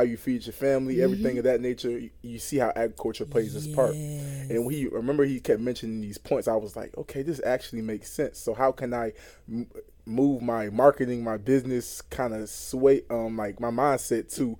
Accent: Georgia, United States; I'm from Athonia, Georgia.

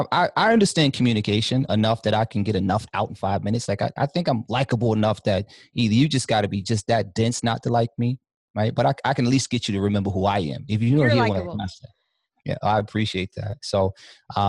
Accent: New York City, New York, United States; I'm from Harlem.

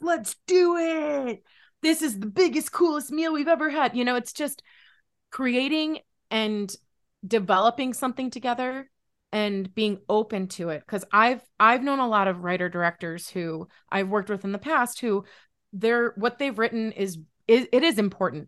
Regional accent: Buffalo, New York, United States; I'm from Buffalo

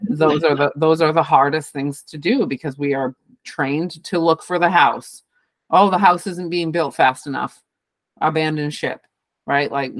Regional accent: New England, United States; we grew up in New England

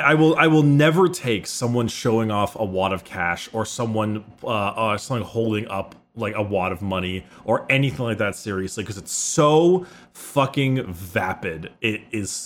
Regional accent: Southern California, United States; I grew up in Southern California

